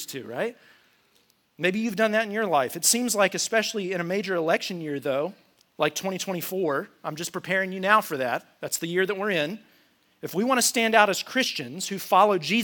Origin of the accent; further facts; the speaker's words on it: United States; I'm an American